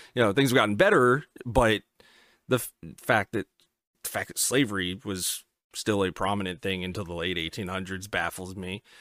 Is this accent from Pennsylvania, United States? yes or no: yes; Pennsylvania, United States; now in Virginia, United States; where I was born in Pennsylvania